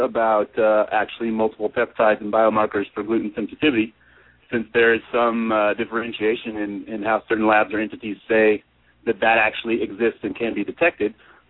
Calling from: San Diego, California, United States; Good evening, Dr. Tom and Dr. Lowe. … I'm in San Diego.

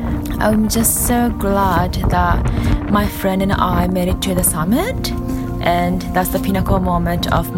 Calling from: Yokohama, Kanagawa, Japan; I'm recording this from Japan, Yokohama, Japan to be precise.

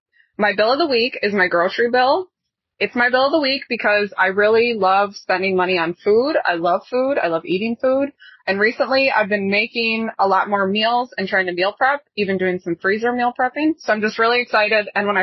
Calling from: Michigan, United States; I'm calling you from West Michigan, where it's quite chilly right now.

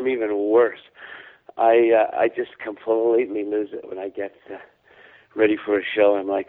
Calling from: Vancouver, British Columbia, Canada; I'm in Vancouver today. Briefly, I came home for a couple of days from my last little road trip.

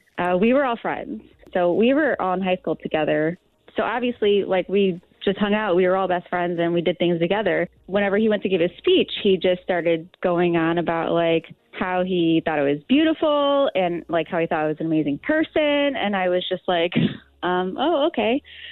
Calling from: Illinois, United States

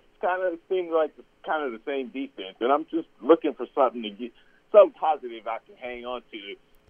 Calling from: Houston, Texas, United States; I'm calling from Houston, Texas.

